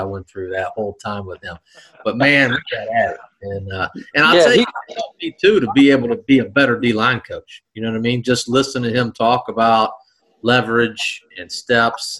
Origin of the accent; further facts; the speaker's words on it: South Carolina, United States; moved away; I'm from South Carolina, you know, I'm not from around here